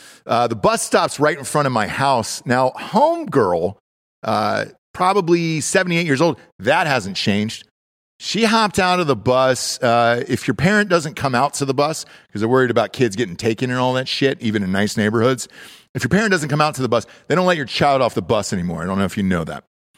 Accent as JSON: {"language": "English", "region": "Georgia", "country": "United States", "moved": "yes", "said": "I'm from Georgia originally"}